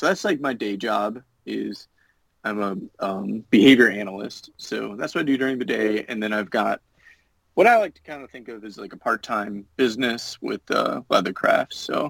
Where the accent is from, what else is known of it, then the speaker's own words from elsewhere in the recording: Illinois, United States; also born or lived in Virginia / Utah / New Hampshire; I've lived in Virginia, Utah. I'm from Illinois. Lived in New Hampshire for a while.